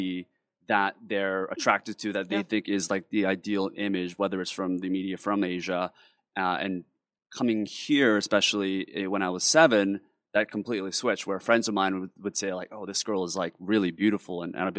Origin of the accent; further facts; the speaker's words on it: South Korea; moved away; particularly growing up in Korea